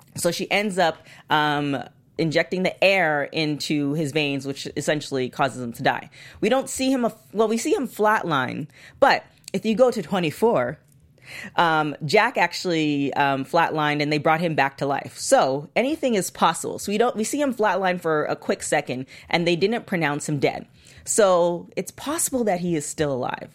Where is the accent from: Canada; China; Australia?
Canada; I'm Canadian